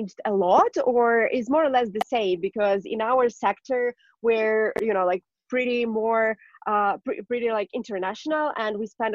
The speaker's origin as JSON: {"language": "English", "country": "Ukraine", "said": "I'm from Ukraine"}